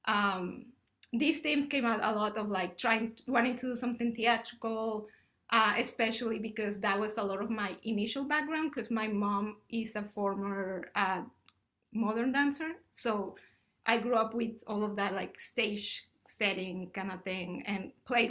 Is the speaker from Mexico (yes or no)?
yes; Mexico; also born or lived in Ottawa, Canada; now in United States; I'm originally from Mexico